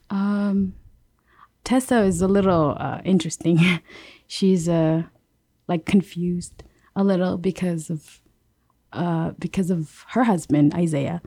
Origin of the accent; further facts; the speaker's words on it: Yap, Micronesia; moved away as an adult; I'm from Yap.